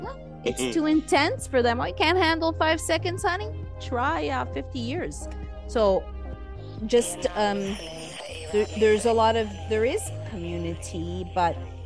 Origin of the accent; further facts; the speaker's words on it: Montreal, Quebec, Canada; moved away as an adult; also born or lived in Los Angeles, United States; I grew up, I was born in 73, and I grew up in Montreal, Canada.